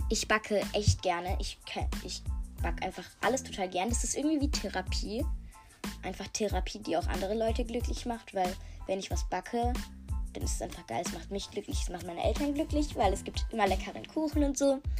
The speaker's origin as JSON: {"language": "German", "country": "Germany", "tie": "born there", "said": "Äh, ja, und ich bin auch, also ich bin in Deutschland geboren."}